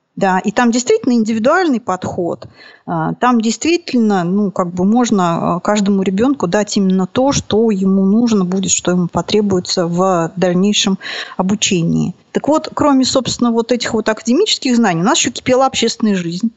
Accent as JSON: {"language": "Russian", "town": "Nizhny Novgorod", "region": "Nizhny Novgorod Oblast", "country": "Russia", "tie": "born or raised there", "said": "потом родители вернулись вот сюда. Тогда это был город Горький, сейчас Нижний Новгород называется. Был у меня замечательный такой полудетский деревенское детство."}